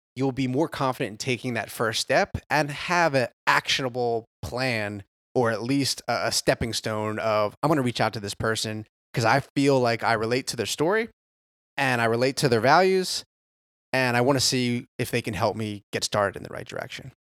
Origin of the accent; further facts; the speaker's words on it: New Jersey, United States; moved away as an adult; now in Carolinas, United States; born and raised in South Jersey, right outside of Philly, about twenty